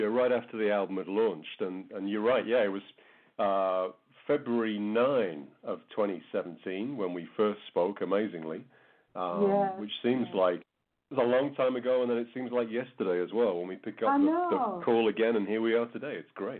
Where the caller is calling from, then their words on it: Calgary, Alberta, Canada; So I'm in Calgary in Alberta, which is, I guess, a couple of hours north of the U.S. border here in Canada.